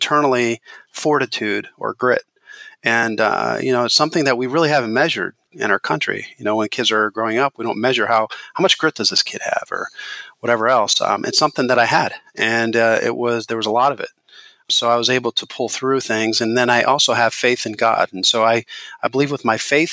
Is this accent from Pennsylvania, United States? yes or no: yes; Hershey, Pennsylvania, United States; I grew up in Milton Hershey School